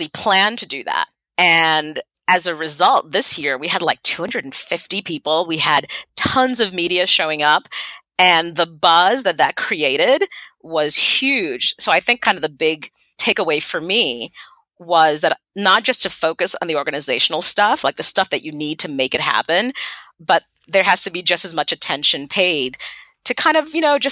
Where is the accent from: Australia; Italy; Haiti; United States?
Haiti; first language Haitian Creole; English is a second language; moved away; I'm from Haiti